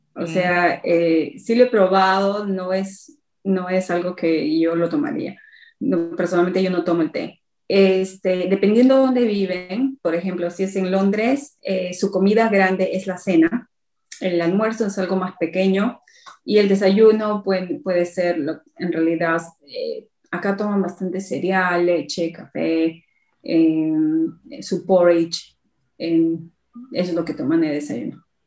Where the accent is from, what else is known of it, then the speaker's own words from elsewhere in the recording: Huancayo, Junín, Peru; moved away as an adult; also born or lived in Lima, Peru; now in United Kingdom; yo me crié en Huancayo y fui a Lima hasta desde los 12 años hasta los 18.